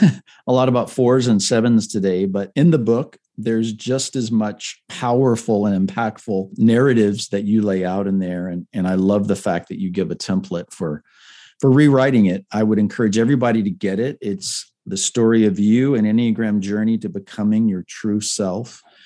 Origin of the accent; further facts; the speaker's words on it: Puerto Rico; also born or lived in Panama / Miami, United States; I grew up surfing in Puerto Rico. I grew up, you know, in the jungles, looking at sloths and iguanas in Panama, and growing up in Miami